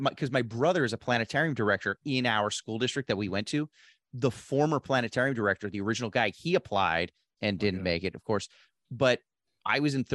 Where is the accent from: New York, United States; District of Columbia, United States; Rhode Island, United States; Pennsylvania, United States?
Pennsylvania, United States; outside of Philadelphia; I grew up in Philadelphia or, you know, outside of Philadelphia